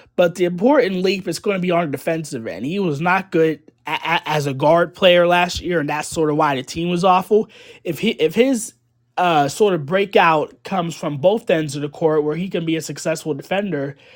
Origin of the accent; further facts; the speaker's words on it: Pittsburgh, Pennsylvania, United States; I'm from the Pittsburgh area and cover local teams